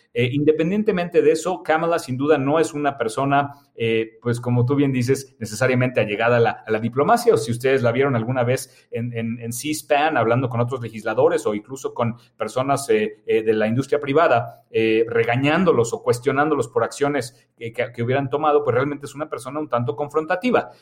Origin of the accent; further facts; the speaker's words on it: Mexico; also born or lived in Germany (half German); como mexicanos